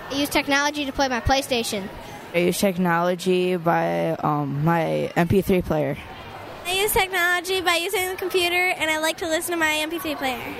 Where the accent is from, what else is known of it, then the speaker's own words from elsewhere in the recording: Fruitport, Michigan, United States; Er, I'm from Fruitport and I have an iPod, I have a computer